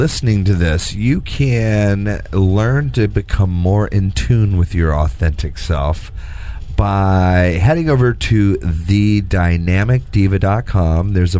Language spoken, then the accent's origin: English; Houston, Texas, United States; moved away; I'm an old Houston boy.